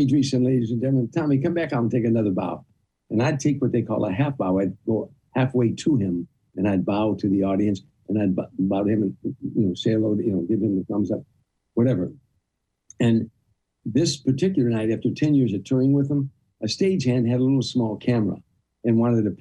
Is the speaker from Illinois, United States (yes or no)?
yes; Harvey, Illinois, United States; moved away; I was a kid from Harvey.